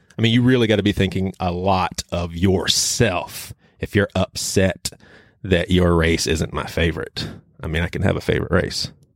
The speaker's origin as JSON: {"language": "English", "region": "the South", "country": "United States", "tie": "born or raised there", "said": "growing up in the South with black and white friends"}